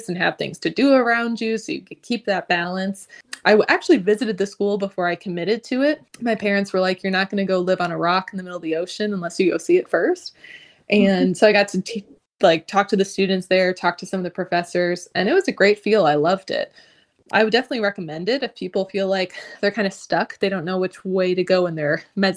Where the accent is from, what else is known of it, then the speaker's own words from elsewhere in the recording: Ohio, United States; moved away as an adult; also born or lived in St. Martin; I'm from Ohio, so I did try to get into some Ohio med schools.